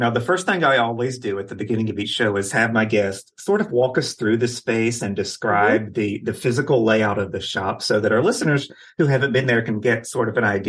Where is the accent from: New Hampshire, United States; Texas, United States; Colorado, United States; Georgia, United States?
Texas, United States; Houston; I'm from the Houston area